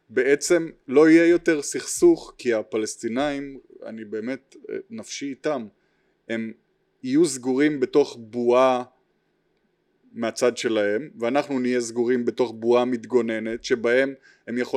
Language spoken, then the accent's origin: Hebrew; United States; אני גדלתי כזר באמריקה